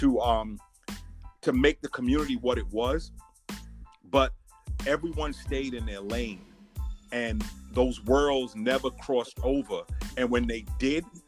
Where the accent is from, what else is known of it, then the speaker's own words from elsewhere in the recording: New York City, New York, United States; also born or lived in Tunapuna, Trinidad and Tobago; I was born in Trinidad, but I have Bedford-Stuyvesant residency from day one. So I'm like a native Bedford-Stuyvesant person that was born on the island of Trinidad